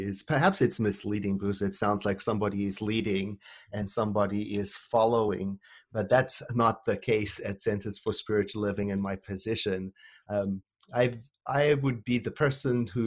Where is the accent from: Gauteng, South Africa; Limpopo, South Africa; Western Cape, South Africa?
Gauteng, South Africa; Johannesburg; I was born and raised in Johannesburg, South Africa, during the apartheid era